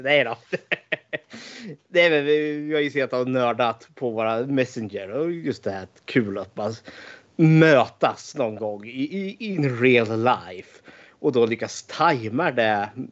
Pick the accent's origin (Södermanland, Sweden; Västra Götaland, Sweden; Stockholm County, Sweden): Södermanland, Sweden; Eskilstuna; född och uppvuxen i Eskilstuna